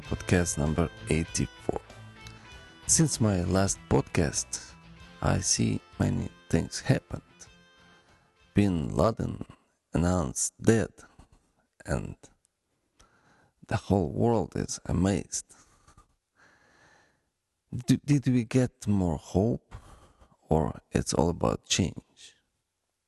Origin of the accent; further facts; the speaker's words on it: Ukraine; accent: Ukrainian; English is a second language; my Ukrainian accent